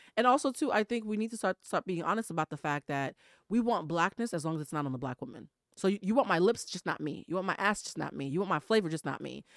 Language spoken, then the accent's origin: English; Boston, Massachusetts, United States; I'm from Boston, Massachusetts